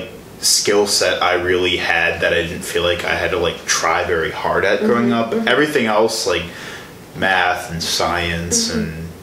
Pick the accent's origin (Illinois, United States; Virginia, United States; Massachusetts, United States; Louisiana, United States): Illinois, United States; Chicago; moved away as an adult; now in Milwaukee, United States; I'm from the Chicago area.